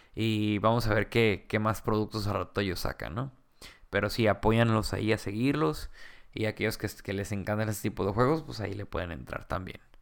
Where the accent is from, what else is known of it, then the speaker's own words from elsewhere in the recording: Mexico; vamos creciendo como, como mexicanos y peleadores